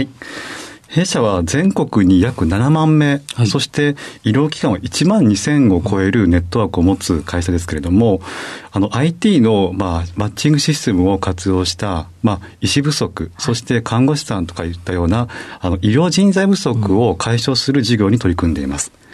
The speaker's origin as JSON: {"language": "Japanese", "town": "Suzuka", "region": "Mie", "country": "Japan", "tie": "born or raised there", "said": "三重県鈴鹿市になりますね"}